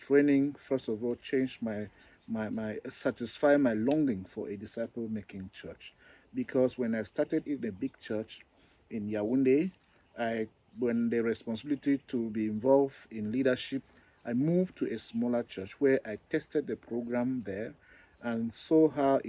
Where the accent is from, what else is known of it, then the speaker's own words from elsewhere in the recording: Zambia; I am from Zambia.